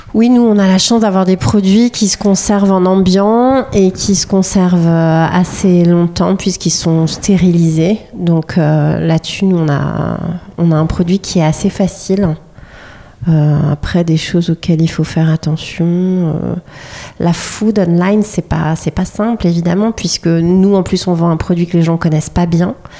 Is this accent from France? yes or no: yes; Paris, Île-de-France, France; on est des Parisiennes